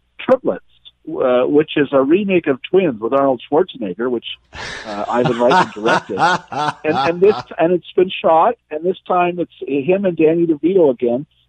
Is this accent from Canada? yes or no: yes; Canada; as a Canadian